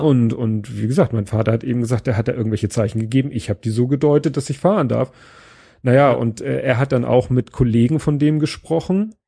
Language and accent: German; Hamburg, Germany; zu meiner Kindheit in Hamburg